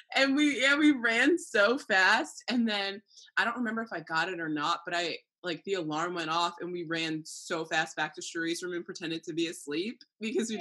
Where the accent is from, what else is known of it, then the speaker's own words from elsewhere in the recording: New Jersey, United States; moved away as an adult; also born or lived in Maryland; now in California, United States; I'm from New Jersey, just like you, down the street